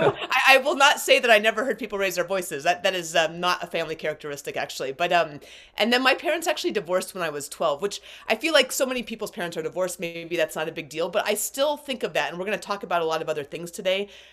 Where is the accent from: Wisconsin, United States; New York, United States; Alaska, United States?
Alaska, United States; I was grown up, grew up in Alaska. I was born in Alaska